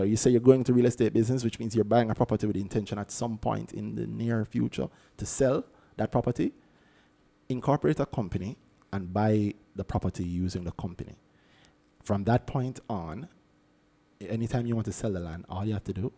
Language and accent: English; Jamaica; I am a Jamaican, which means I love my family, my country, God up above, and KFC Jamaica